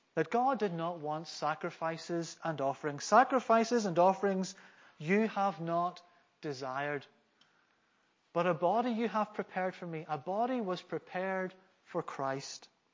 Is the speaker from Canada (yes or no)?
no; Northern Ireland, United Kingdom; also born or lived in Glasgow, Scotland; I'm from Scotland. I was born in Glasgow. But when my parents, when I was around five, my parents demonstrated some blue sky thinking. And uh, so they moved to Northern Ireland